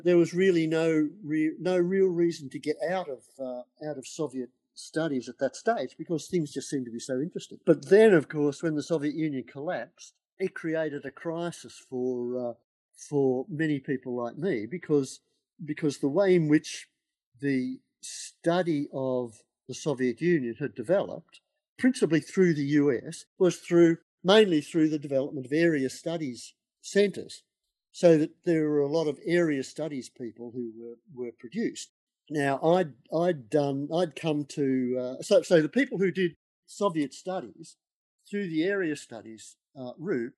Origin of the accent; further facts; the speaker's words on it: Melbourne, Victoria, Australia; now in Sydney, Australia; when I was a kid growing up in Melbourne